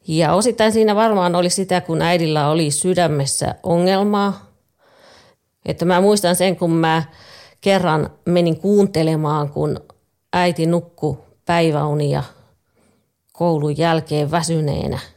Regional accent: Lapland, Finland; Synnyin pieneen kylään Lapissa. Meillä oli perheessä kahdeksan lasta, joista mä olin viides.

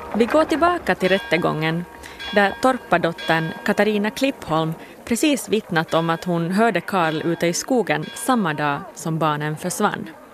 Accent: Finland; min hemby Pirelö

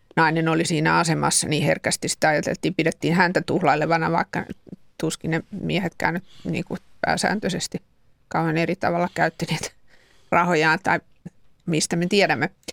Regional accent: Helsinki, Uusimaa, Finland; Helsingissä sitä aika pian on rakennettu puukäpylää, josta itse olen sattumoisin kotosin

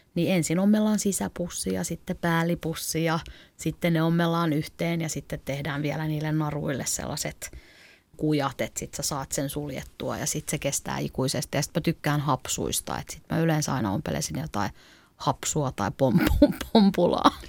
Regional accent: Klaukkala, Uusimaa, Finland; moved away as an adult; also born or lived in Helsinki; mä oon kasvanut maalla Klaukkalassa

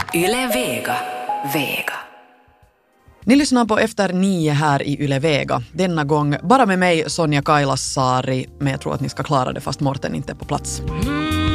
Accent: Finland; Vi som finländare

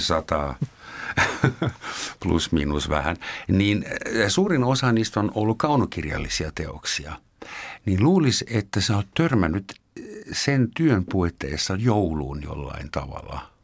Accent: Germany; Finnish is a second language; now in Finland; sekä Gaavi ja minä olemme äh, kotoisin edesmenneestä valtiosta, jonka nimi oli Länsi-Saksa

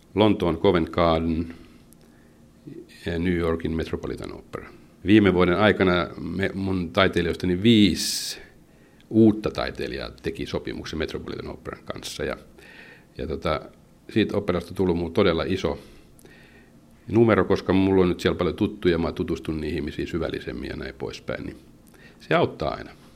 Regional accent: Pori, Satakunta, Finland; mä oon entinen jääkiekkoilija, kun mä oon porilainen

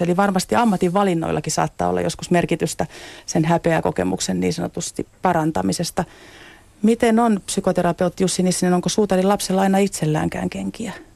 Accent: Rauma, Satakunta, Finland; also born or lived in Pori; satakuntalaisissa kasvatuksessa, mistä olen itse kotoisin syntynyt Porissa ja kasvanut Raumalla

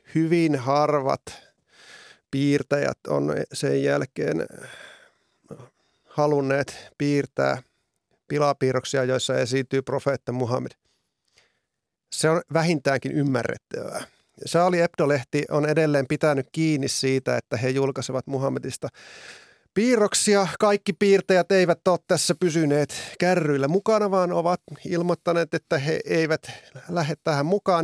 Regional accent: Oulu area, North Ostrobothnia, Finland; minun kotiseudullani niin Oulun alueella

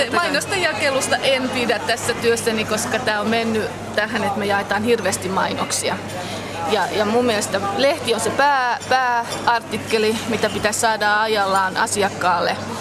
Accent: Loviisa, Uusimaa, Finland; moved away as an adult; also born or lived in Vantaa; now in Loviisa, Finland; Olen kotoisin äh, Pernajasta, nykyisin Lovisa, mutta olen asunut Vantaalla 20 vuotta

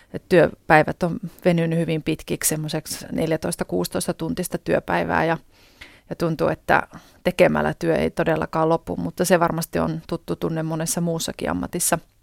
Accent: Kokkola, Central Ostrobothnia, Finland; silloisessa kotikaupungissani ja nykyisessäkin kotikaupungissani Kokkolassa

